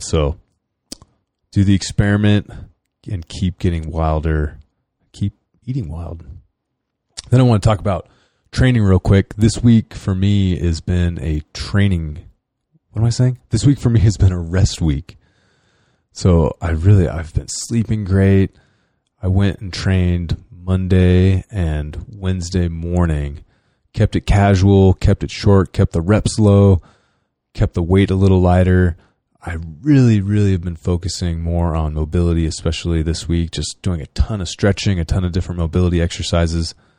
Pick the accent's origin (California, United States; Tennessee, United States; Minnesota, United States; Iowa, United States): California, United States; Northern; I'm from California